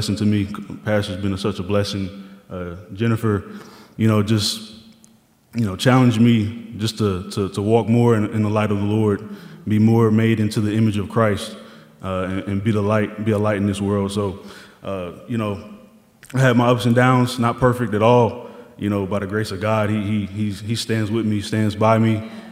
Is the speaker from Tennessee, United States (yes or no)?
yes; Murfreesboro, Tennessee, United States; moved away as an adult; also born or lived in Columbus, Ohio; I grew up in Murfreesboro, Tennessee